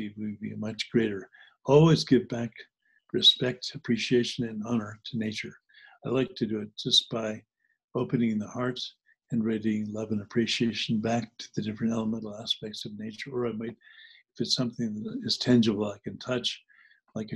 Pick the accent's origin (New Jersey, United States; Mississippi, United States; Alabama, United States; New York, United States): New Jersey, United States; also born or lived in New Hampshire; When I grew up in New Jersey, I grew up part-time in New Jersey and part-time in New Hampshire